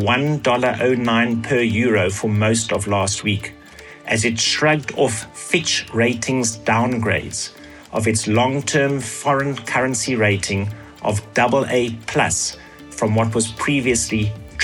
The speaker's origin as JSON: {"language": "English", "country": "South Africa", "said": "our country"}